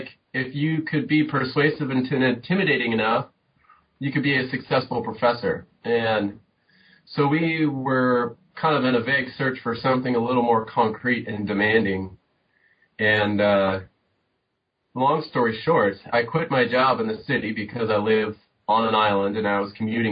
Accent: Southern California, United States; moved away; I grew up in Southern California

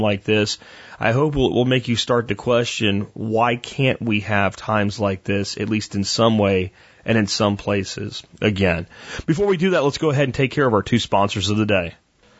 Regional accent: United States; also born or lived in Florida / Pennsylvania; I grew up in the Florida swamps and the Pennsylvania woods.

